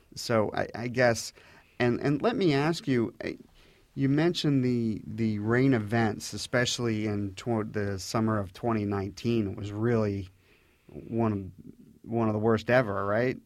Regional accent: Orange Hunt area, near Huntsman Reservoir, Virginia, United States; I grew up in the Orange Hunt area, um, very close to the Huntsman Reservoir

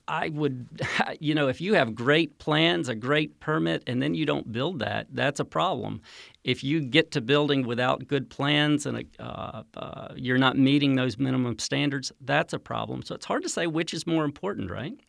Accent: North Carolina, United States; moved away; also born or lived in Central America; I grew up in North Carolina

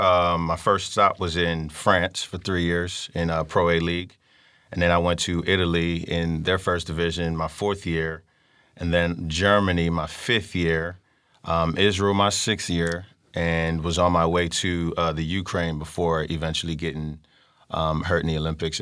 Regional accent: Nigeria; You know, for one, I kind of went hidden a little bit as a Nigerian.

